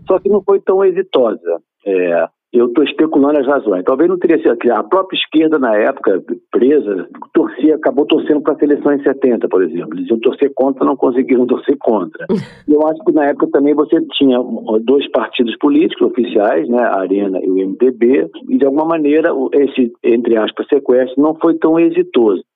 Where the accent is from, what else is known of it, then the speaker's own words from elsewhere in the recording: Brazil; todos nós somos brasileiros